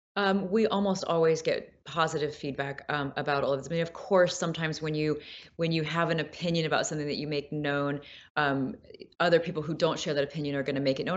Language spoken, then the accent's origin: English; Peoria, Illinois, United States; I'm actually from Peoria, Illinois, so deeper Midwest